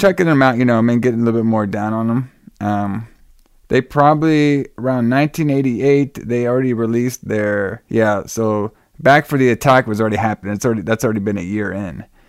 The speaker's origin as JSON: {"language": "English", "town": "Dallas", "region": "Texas", "country": "United States", "said": "I'm from Dallas"}